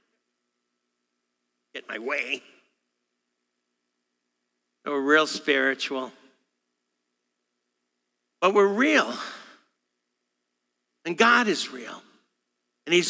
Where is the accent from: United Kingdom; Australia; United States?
United States; New York; me being a New Yorker